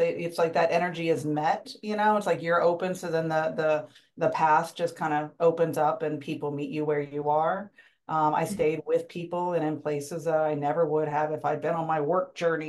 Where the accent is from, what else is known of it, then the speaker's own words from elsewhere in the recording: Springfield, United States; I said I grew up in Springfield since I was 9, but before that I lived in 8 places before the age